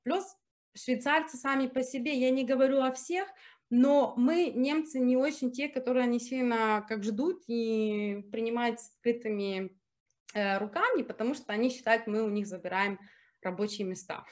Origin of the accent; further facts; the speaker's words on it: Germany; also born or lived in Ukraine / Zurich, Switzerland; Я как выросла в Германии, я, ну, я практически, я в шесть лет переехала в Германии, и я тут пошла в школу, окончила университет, работала.